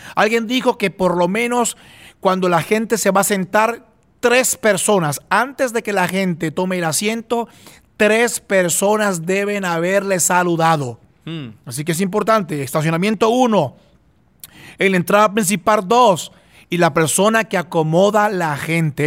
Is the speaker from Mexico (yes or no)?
no; Puerto Rico; yo soy de Puerto Rico, no soy de, no soy de, Israel